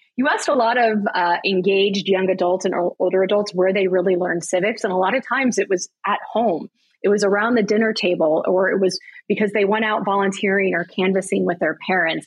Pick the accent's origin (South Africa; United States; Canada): United States; Broward County, Florida; I grew up in Broward County, Florida